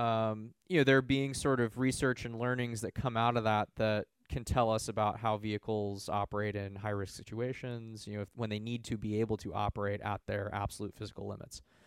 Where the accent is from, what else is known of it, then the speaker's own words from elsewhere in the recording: Bay Area, California, United States; I was from the Bay Area. I'd grown up around here